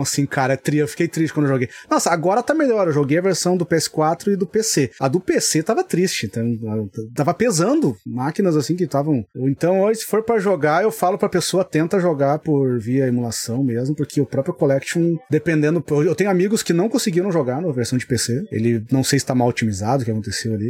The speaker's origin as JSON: {"language": "Portuguese", "region": "Rio Grande do Sul", "country": "Brazil", "said": "eu sou gaúcho"}